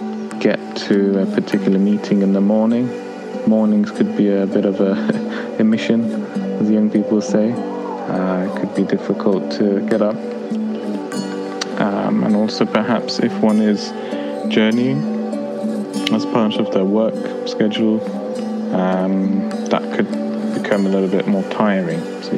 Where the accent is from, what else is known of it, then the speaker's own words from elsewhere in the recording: United Kingdom; As a British Muslim, I don't really face any obstacle as such trying to fast in London in 2018.